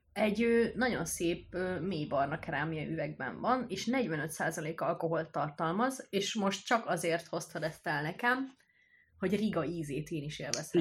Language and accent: Hungarian; Hungary; moved away as an adult; now in Budapest, Hungary; én egy kis faluból származok